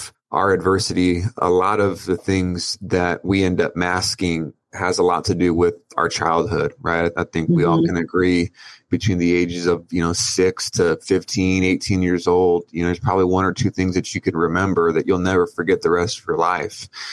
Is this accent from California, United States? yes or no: yes; Oceanside, California, United States; I grew up in Oceanside, California